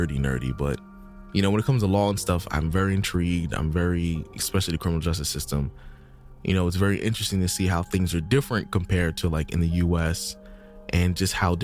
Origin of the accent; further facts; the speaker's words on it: United States; I'm just from America